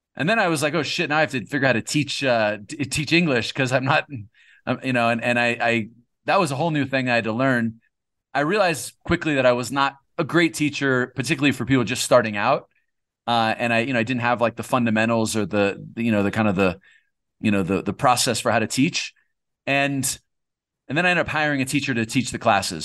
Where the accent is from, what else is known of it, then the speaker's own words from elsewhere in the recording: California, United States; moved away as an adult; I'm from California.